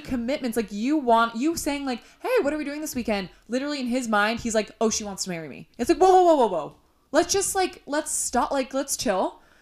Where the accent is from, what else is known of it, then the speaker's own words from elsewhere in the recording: Illinois, United States; now in Los Angeles, United States; growing up in Illinois